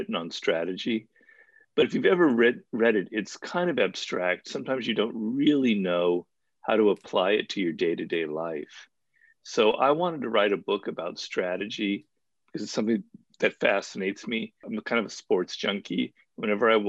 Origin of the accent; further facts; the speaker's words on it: Los Angeles, California, United States; also born or lived in New York / Europe; I grew up in Los Angeles, California, where I'm born and raised